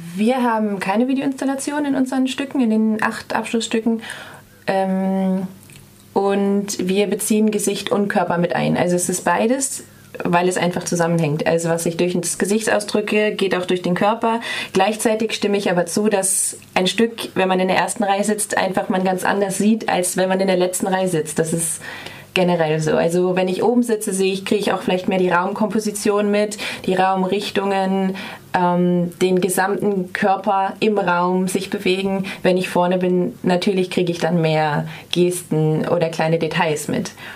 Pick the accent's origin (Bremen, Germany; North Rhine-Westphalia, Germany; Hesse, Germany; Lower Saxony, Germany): Bremen, Germany; moved away as an adult; now in Freiburg, Germany; Ich komme ursprünglich aus, ein, aus Bremen, quasi ganz Norddeutschland